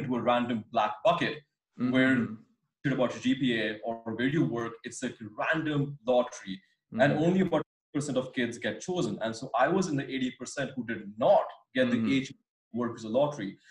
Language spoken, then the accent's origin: English; India; moved away as an adult; also born or lived in San Francisco, United States / London, United Kingdom; courtesy of being Indian